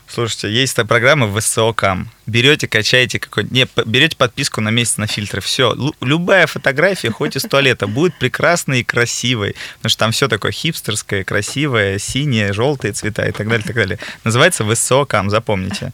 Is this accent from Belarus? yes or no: no; Ukraine; now in Moscow, Russia; я из Украины, но угу. живу долгое время в Москве